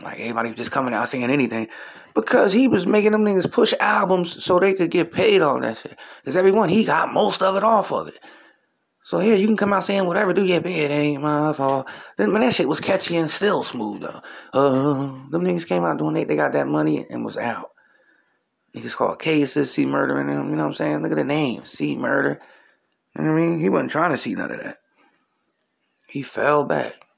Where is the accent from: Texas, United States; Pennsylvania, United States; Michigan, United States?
Pennsylvania, United States; Philadelphia; I'm from Philly